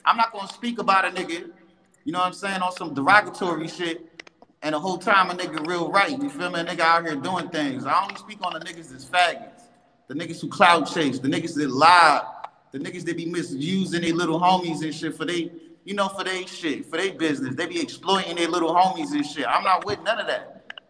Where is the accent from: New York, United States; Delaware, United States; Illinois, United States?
New York, United States; New York City; I'm born and raised in Bronx